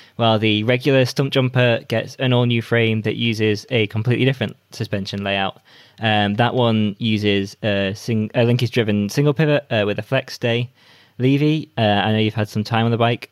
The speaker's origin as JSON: {"language": "English", "country": "United Kingdom", "said": "as a British rider"}